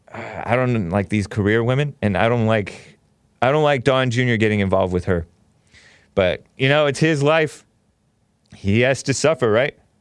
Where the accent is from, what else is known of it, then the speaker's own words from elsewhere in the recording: Southern California, United States; I'm from Southern California